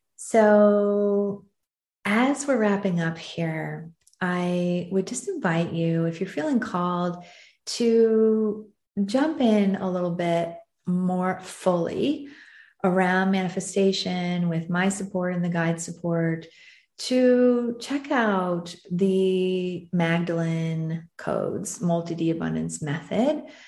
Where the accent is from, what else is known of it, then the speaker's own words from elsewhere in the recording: United States; also born or lived in southern France; now in France; being an American who who lives in southern France